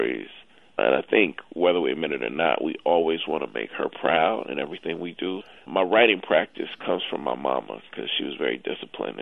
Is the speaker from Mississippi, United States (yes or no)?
yes; Jackson, Mississippi, United States; moved away as an adult; also born or lived in New York; I grew up in Jackson when we would go to the game every other Saturday